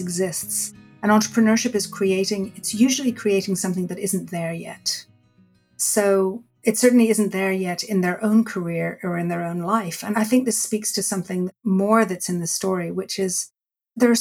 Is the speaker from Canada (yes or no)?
no; Dublin, Leinster, Ireland; I was born in Dublin, Ireland, and I grew up in a culture where storytelling was really the way people speak.